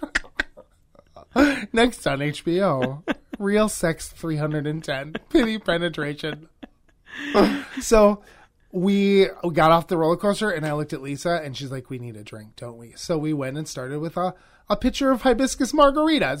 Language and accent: English; Wisconsin, United States; also born or lived in Los Angeles; I grew up here in Wisconsin, but L A is definitely home.